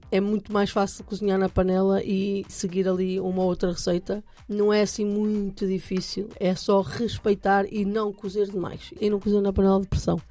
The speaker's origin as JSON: {"language": "Portuguese", "region": "Norte", "country": "Portugal", "tie": "born or raised there", "said": "na minha terra se chama bolinho de bacalhau"}